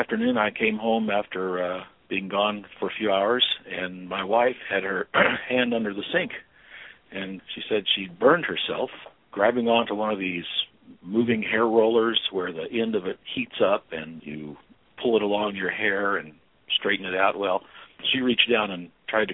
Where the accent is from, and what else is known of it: Albuquerque, New Mexico, United States; born or raised there